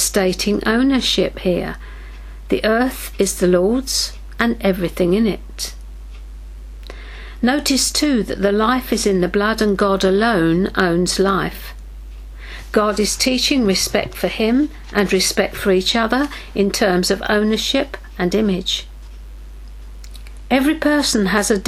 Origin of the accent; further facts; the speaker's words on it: United Kingdom; we in Britain